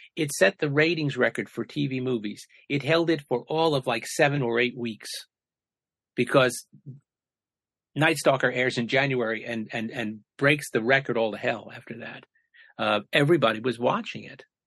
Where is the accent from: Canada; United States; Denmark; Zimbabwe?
United States; the New York area; I grew up in the New York area